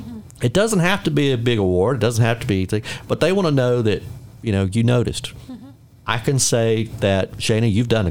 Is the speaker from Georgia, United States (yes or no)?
yes; Middle Georgia, United States; I'm from Middle Georgia